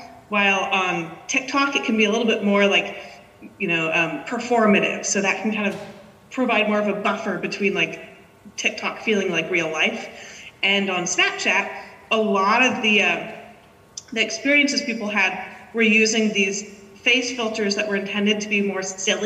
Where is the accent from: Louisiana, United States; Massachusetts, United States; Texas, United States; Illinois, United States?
Massachusetts, United States; Cambridge; now in San Francisco, United States; I grew up in Cambridge, and I'm a proud graduate of the Cambridge Public Schools